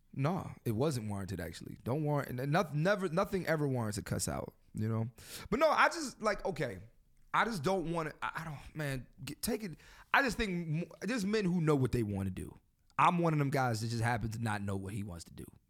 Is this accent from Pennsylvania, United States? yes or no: yes; Philadelphia, Pennsylvania, United States; I'm from Philly